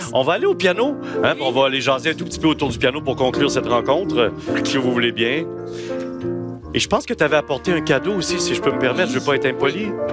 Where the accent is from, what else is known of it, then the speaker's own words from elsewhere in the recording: Sainte-Catherine-de-la-Jacques-Cartier, Quebec, Canada; je viens d'un village, Sainte-Catherine de la Jacques-Cartier